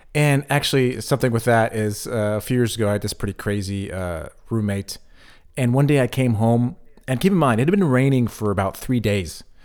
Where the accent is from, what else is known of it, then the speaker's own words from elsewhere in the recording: United States; moved away as an adult; now in Berlin, Germany; I moved away from the United States in my early twenties